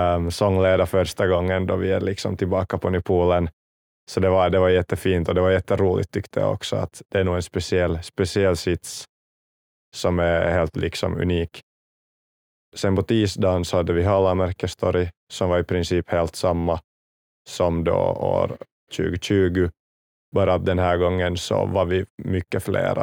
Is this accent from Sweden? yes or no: no; Kauniainen, Uusimaa, Finland; jag kommer från, från Grankulla